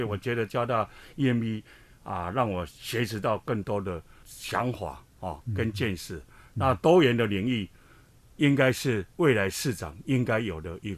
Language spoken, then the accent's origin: Chinese; Hsinchu, Taiwan; 我是新竹人，我是林根人。我想相信林根人，新竹会更好哈。